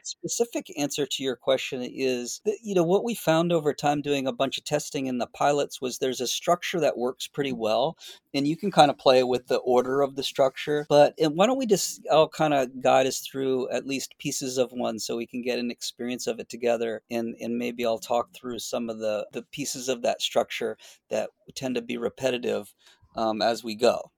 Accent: Boston, Massachusetts, United States; moved away as an adult; also born or lived in Florida / San Francisco; now in north of San Francisco, United States; I grew up in Boston

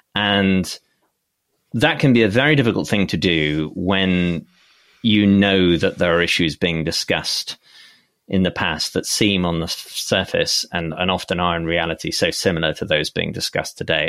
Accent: United Kingdom; also born or lived in Oxford; as a British person

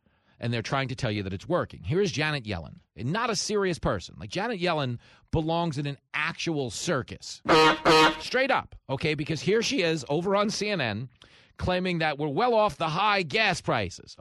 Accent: Levittown, New York, United States; I grew up in Levittown, and it was the biggest post-World War II settlement. It was America's first suburb

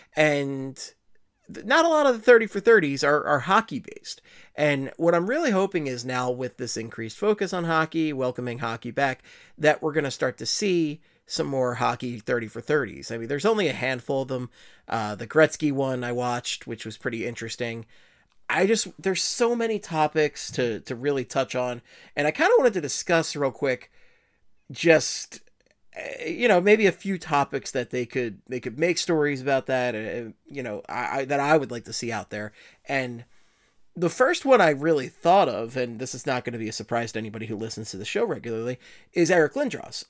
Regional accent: Philadelphia, Pennsylvania, United States; accent: Philly; my Philly accent

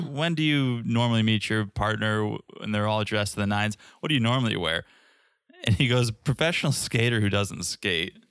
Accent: Connecticut, United States; I grew up in Connecticut

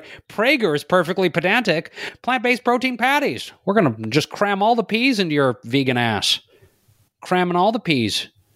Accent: Midwest, United States; But I'm from the Midwest, so I can

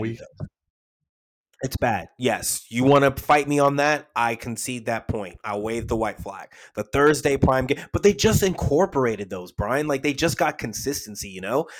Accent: United States; I'm an American

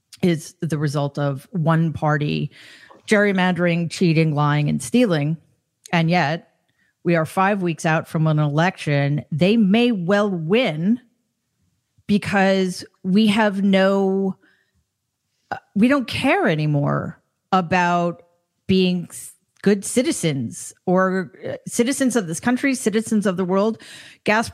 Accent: New York City, New York, United States; I'm from New York City

